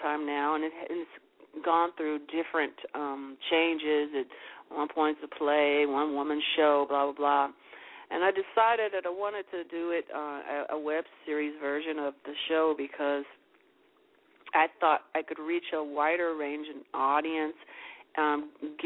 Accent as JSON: {"language": "English", "town": "Chicago", "region": "Illinois", "country": "United States", "tie": "born or raised there", "also_born_or_lived": "New York", "moved": "as an adult", "said": "I'm from Chicago, but I moved before I really, really got entrenched in what I'm doing"}